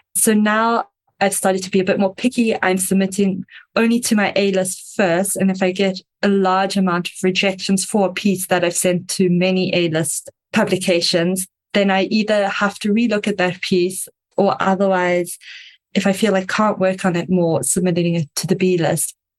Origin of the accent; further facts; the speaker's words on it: South Africa; I am South African, if you can hear the slightly strange accent.